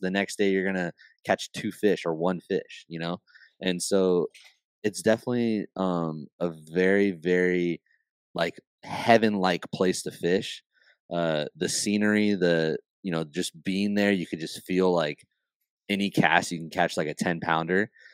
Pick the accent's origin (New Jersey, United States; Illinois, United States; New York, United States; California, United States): California, United States; I'm from California